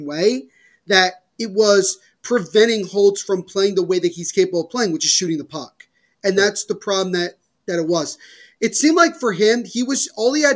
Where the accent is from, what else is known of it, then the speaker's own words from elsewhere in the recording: New Jersey, United States; I'm from Jersey